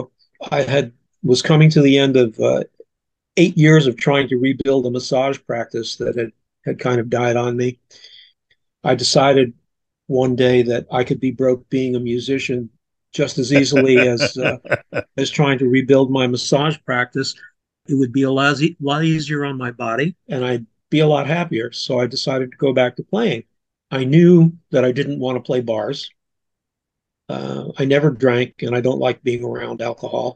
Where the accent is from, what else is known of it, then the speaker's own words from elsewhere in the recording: Plainfield, New Jersey, United States; also born or lived in California; now in Salisbury, United States; I'm from Plainfield, New Jersey, and I grew up in the 1950s